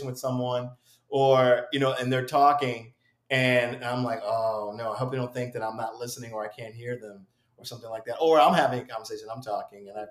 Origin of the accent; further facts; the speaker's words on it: Springfield, Massachusetts, United States; I come from Springfield, Massachusetts.